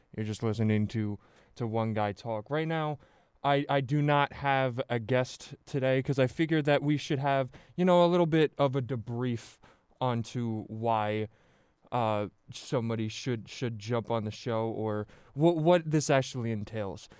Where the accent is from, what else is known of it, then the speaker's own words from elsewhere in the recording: central New Jersey, United States; I, I grew up in New Jersey, central New Jersey